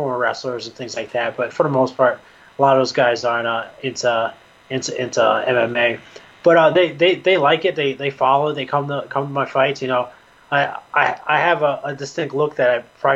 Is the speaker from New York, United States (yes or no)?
yes; New York, United States; now in Connecticut, United States; I'm originally from New York, and I live in Connecticut now, but I'm from New York